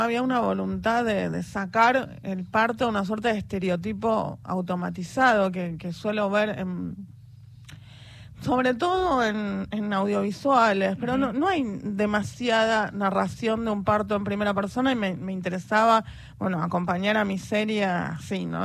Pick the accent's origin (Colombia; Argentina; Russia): Argentina; Buenos Aires Province; Soy del conurbano, zona oeste